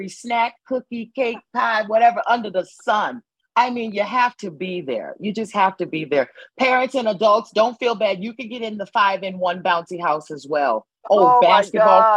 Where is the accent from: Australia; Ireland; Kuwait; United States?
United States; New Haven, Connecticut; I am born and raised in New Haven, Connecticut